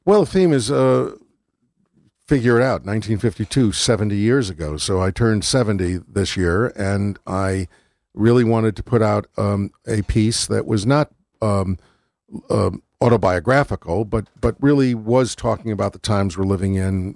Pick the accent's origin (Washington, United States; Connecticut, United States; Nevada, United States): Connecticut, United States; Waterbury; also born or lived in Milford / New Haven; where I grew up. And this is a song about growing up in Waterbury and Milford